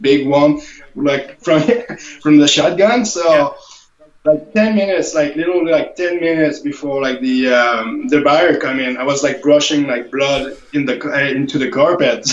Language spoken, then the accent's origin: English; Canada; as a Canadian